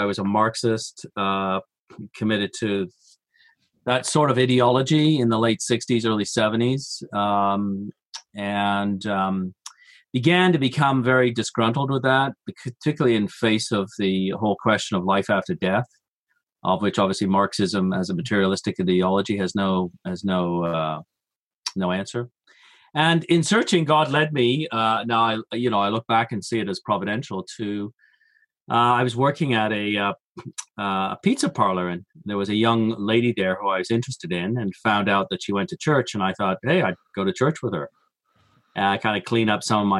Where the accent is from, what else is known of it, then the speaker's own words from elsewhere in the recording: Coventry, West Midlands, United Kingdom; moved away; also born or lived in Birmingham; I grew up in England. I was born there in the Midlands, Birmingham, and then grew up in Coventry